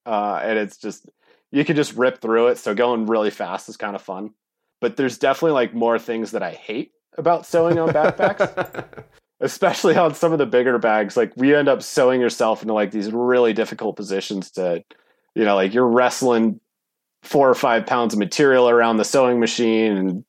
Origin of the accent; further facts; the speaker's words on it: Bishop, California, United States; also born or lived in Bozeman; I grew up in Bishop, California, which is kind of a hotbed for, you know, climbing, skiing, you know, pretty much all things outdoor.